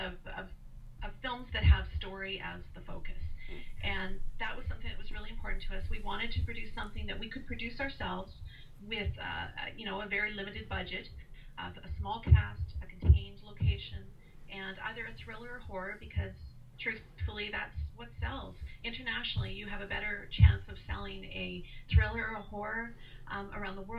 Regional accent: Canada; I'm from Canada, and I run the Great American Pitch Fest

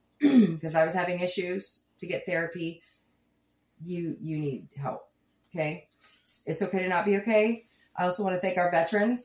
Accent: Ozark Mountains, the Ozarks, United States; We're from the Ozark Mountains.

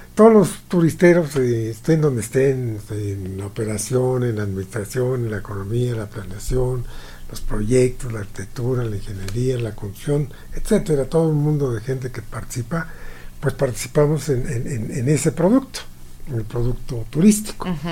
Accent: Mexico; nosotros como mexicanos

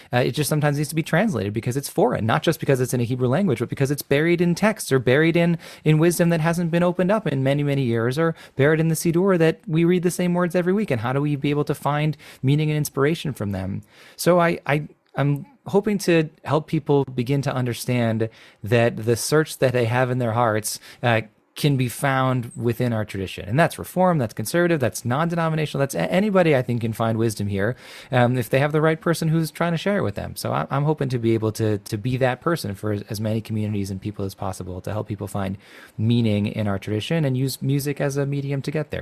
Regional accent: Chicago suburbs, Illinois, United States; I grew up in the Chicago suburbs

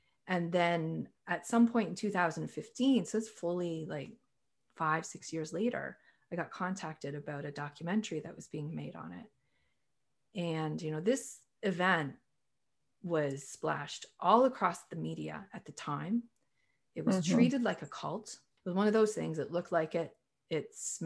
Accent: Canada; also born or lived in Toronto, Canada / British Columbia, Canada; I'm a Canadian

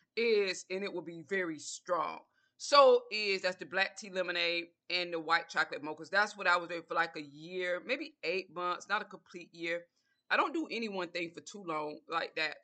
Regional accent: Georgia, United States; I'm from the South, I'm from Georgia

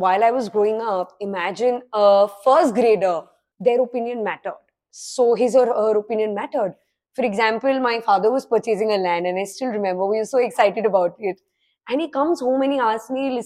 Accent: Ranikhet, Uttarakhand, India; I grew up in Ranikhet

